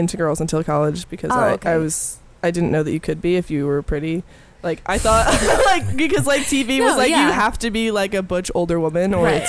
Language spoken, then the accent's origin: English; Upstate New York, United States; moved away as an adult; now in Boston, United States; I'm from New York.